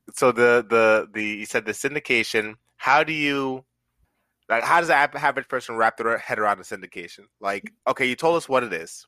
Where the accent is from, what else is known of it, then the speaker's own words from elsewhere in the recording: Jamaica; I'm also from the islands as well, if you didn't know, I'm from Jamaica